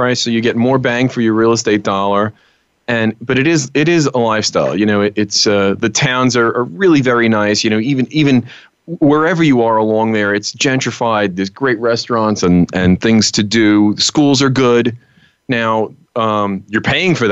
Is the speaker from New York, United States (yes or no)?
yes; New York City, New York, United States; I'm born and bred in Brooklyn